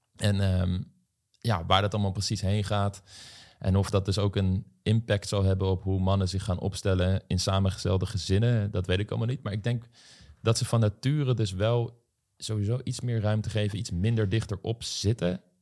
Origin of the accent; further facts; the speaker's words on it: Voorhout, South Holland, Netherlands; ik kom uit Voorhout, een dorp in de Bollestreek